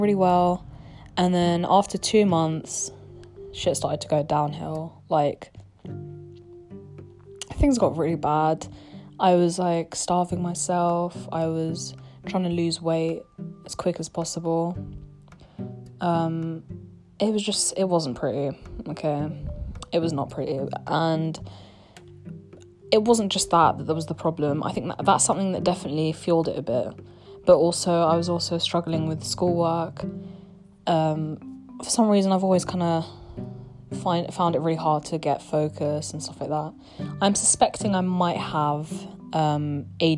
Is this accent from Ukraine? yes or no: no; United Kingdom; accent: British; I'm gonna be using my real British accent. This is how I speak